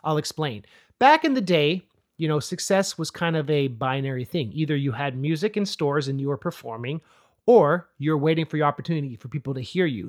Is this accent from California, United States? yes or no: yes; Oakland, California, United States; moved away; also born or lived in Monterey Peninsula, California; I grew up in Oakland, and then my dad got a job on the Monterey Peninsula, so we moved two hours south